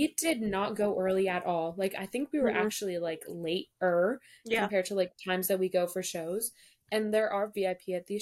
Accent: New Jersey, United States; I'm actually from New Jersey

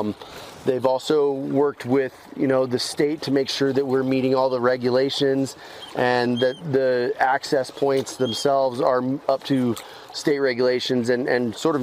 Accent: Farmington, New Mexico, United States; moved away as an adult; also born or lived in Durango, Colorado / Aztec, New Mexico; I was born in Durango and lived in Aztec and Farmington up until I was in my mid-20s.

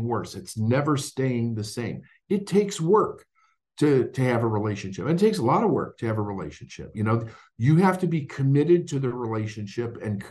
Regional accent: Chicago, Illinois, United States; when I grew up in Chicago

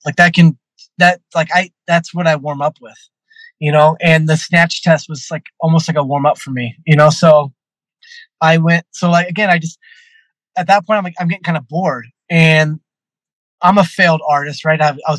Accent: California, United States; I'm coming from California to Chicago.

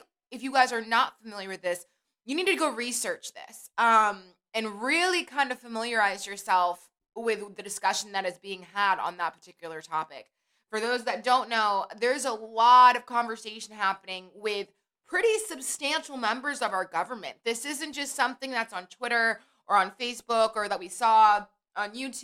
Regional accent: United States

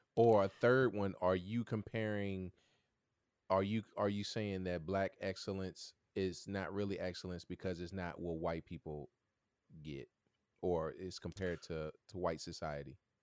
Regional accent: Martinsville, United States; I'm from Martinsville too

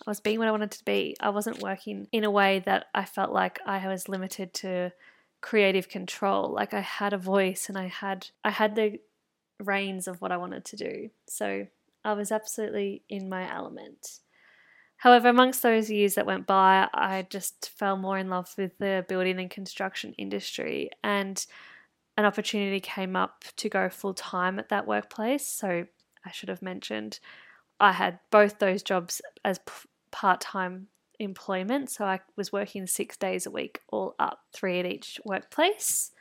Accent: country Victoria, Australia; also born or lived in Melbourne; I was going between Melbourne and my hometown in country Victoria

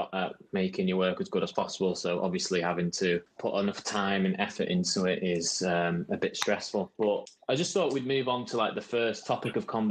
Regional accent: Sale, North West England, United Kingdom; I'm from Manchester in Sale, which is only about 5 minutes away from the UA92 campus

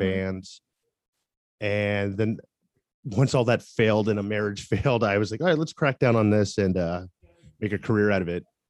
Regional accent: Tampa, Florida, United States; moved away as an adult; also born or lived in Seattle, Washington; I'm originally from Tampa, Florida.

